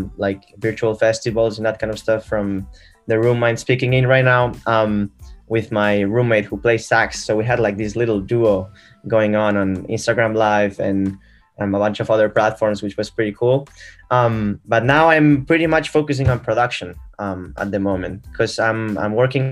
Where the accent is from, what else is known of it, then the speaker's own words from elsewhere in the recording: Barcelona, Catalonia, Spain; now in Boston, United States; I'm from Barcelona, Spain, actually, and right now living in Boston, in the U.S.